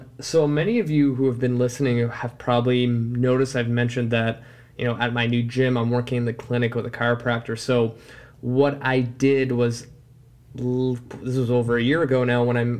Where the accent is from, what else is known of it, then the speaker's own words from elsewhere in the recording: Vancouver, British Columbia, Canada; I'm from Canada and I'll even say Vancouver